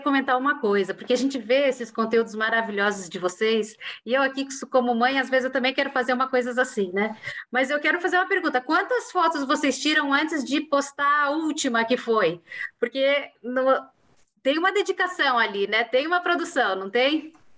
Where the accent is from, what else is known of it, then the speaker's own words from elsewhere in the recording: Cascavel, Paraná, Brazil; eu sou paranense, eu sou de Cascavel